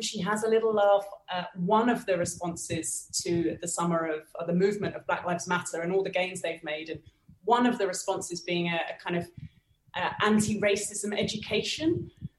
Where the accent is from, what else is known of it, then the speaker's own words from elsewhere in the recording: United Kingdom; now in Bogota, Colombia; I'm British